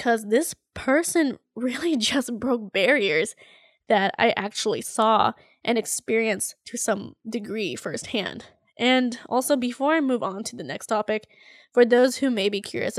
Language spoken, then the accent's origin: English; Philippines; I feel like because I experienced it firsthand to some degree in the Philippines and being Filipino